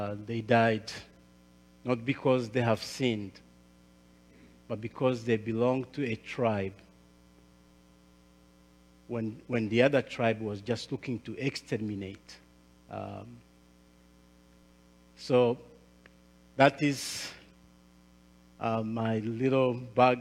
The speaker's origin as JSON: {"language": "English", "country": "Rwanda", "second_language": "English", "said": "I'm from Rwanda."}